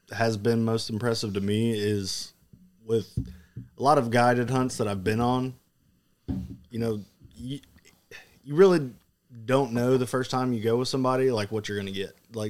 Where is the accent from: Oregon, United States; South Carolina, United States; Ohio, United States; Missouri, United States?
South Carolina, United States; I'm from South Carolina. Like, we don't see birds like this.